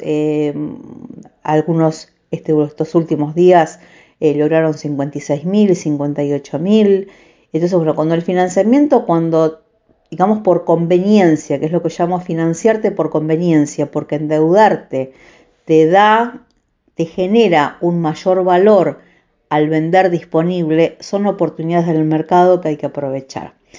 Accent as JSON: {"language": "Spanish", "region": "Santa Fe", "country": "Argentina", "tie": "born or raised there"}